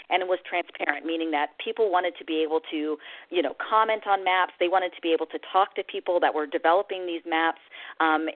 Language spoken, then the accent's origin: English; Michigan, United States; I went to a meeting nearby my hometown